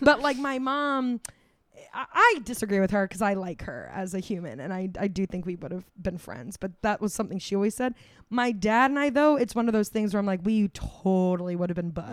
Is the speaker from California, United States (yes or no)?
no; Florida, United States; we grew up in Florida